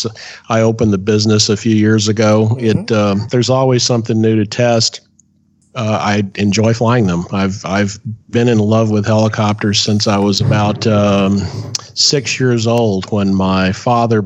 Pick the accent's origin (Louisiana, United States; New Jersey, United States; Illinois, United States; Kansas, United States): Louisiana, United States; now in Eustis, United States; originally I am from Louisiana, but now I live in the Orlando, Florida area.